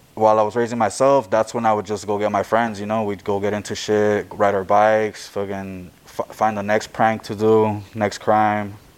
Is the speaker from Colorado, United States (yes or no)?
no; Los Angeles, California, United States; I was born here in Hollywood on Sunset, uh, Children's Hospital.